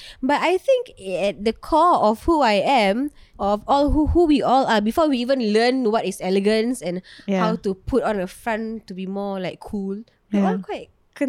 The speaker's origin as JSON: {"language": "English", "country": "Singapore", "said": "Yes, because I'm from Choa Chu Kang."}